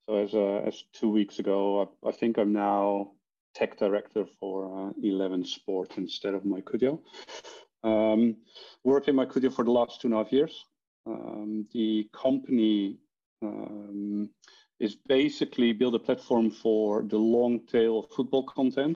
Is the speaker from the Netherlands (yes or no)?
yes; Netherlands; accent: Dutch; English is a second language; moved away as an adult; also born or lived in Ireland / London; I'm actually from Holland, born and raised.